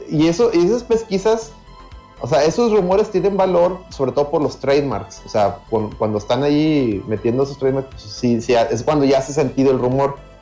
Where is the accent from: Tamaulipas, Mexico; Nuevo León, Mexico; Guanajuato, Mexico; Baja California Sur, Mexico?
Nuevo León, Mexico; Monterrey; como buen regio